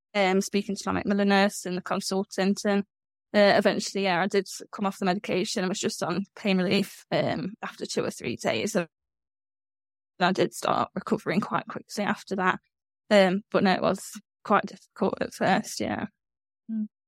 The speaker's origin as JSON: {"language": "English", "region": "Midlands", "country": "United Kingdom", "said": "I'm from the Midlands in the UK."}